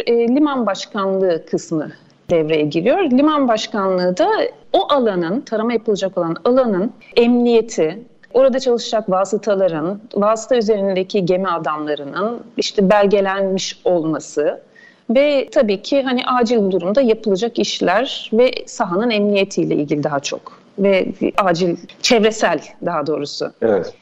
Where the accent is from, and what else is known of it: İzmir, Turkey